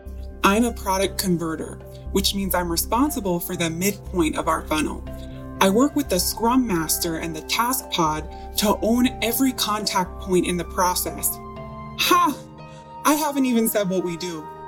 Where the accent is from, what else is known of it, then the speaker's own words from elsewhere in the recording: Midwest, United States; Growing up in the Midwest, you're used to Mother Nature's extremes.